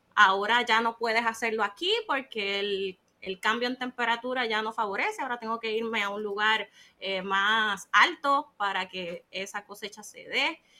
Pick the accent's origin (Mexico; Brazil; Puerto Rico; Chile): Puerto Rico; soy de Puerto Rico y vivo aquí en la isla